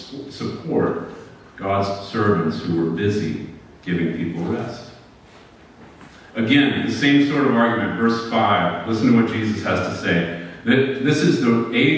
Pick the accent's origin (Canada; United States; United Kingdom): United States